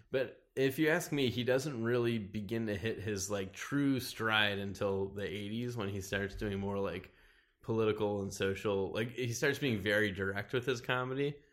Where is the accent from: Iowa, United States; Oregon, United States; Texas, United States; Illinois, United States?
Illinois, United States; Wilmette; also born or lived in Chicago; Originally, I'm from, uh, Chicago. I lived there for the first four years of my life, and then I moved to a suburb of Chicago called Wilmette.